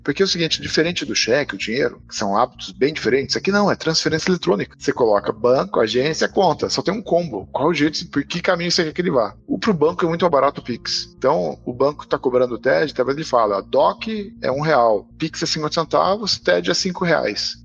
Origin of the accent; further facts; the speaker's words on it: Alumínio, São Paulo, Brazil; also born or lived in Sorocaba; Eu nasci em Sorocaba, na verdade, porque eu era de alumínio, é um distrito de Mairink, que agora virou cidade